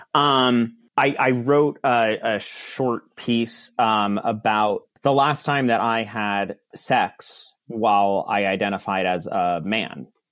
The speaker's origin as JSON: {"language": "English", "town": "Verona", "region": "New Jersey", "country": "United States", "tie": "born or raised there", "said": "I grew up in Verona, New Jersey"}